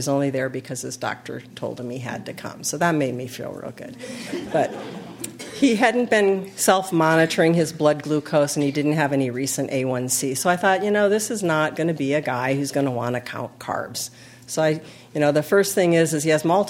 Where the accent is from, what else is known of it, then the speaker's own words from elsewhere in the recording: California, United States; we're from California